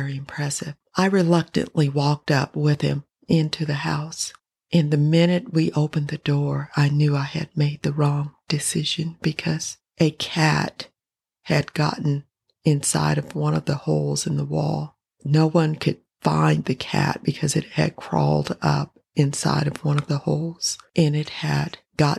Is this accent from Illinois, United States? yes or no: no; Denver, Colorado, United States; I grew up in Denver, Colorado.